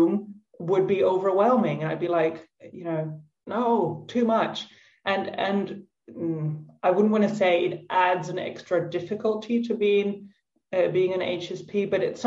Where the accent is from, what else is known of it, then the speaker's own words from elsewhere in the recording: Netherlands; moved away as an adult; also born or lived in Tuscany, Italy; now in Italy; I'm Dutch, I'm from the Netherlands